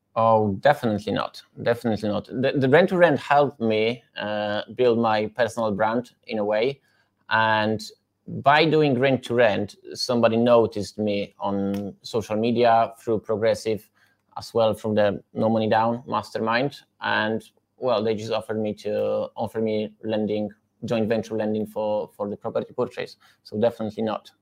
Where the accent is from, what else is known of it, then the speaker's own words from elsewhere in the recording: Poland; English is a second language; moved away as an adult; now in United Kingdom; I come from Poland in 2014